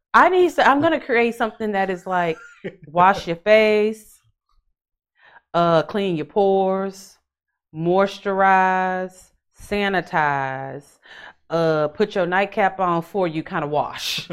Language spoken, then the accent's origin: English; Houston, Texas, United States; I'm from Houston